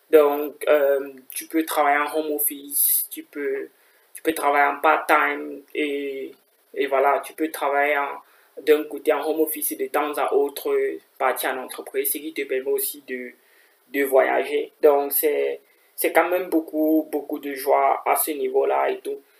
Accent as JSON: {"language": "French", "country": "Cameroon", "lives_now": "Kaiserslautern, Germany", "said": "j'ai 23 ans, je suis camerounais."}